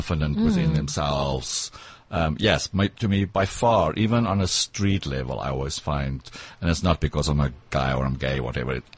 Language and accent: English; Pretoria, Gauteng, South Africa; accent: South African; first language Afrikaans; English is a second language; moved away as an adult; now in New York, United States; I grew up in Pretoria